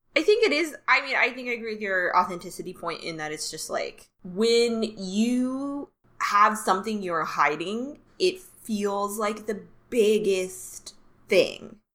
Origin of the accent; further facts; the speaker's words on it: the South, United States; growing up in the South